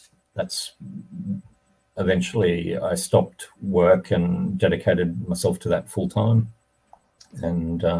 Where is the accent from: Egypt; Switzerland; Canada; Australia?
Australia; moved away as an adult; also born or lived in United States / United Kingdom; I grew up mainly in Australia with a bit of time in the US.